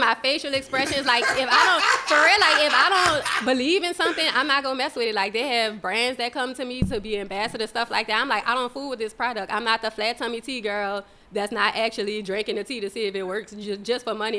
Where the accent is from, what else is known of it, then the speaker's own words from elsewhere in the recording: New Orleans, Louisiana, United States; I was born and raised in New Orleans.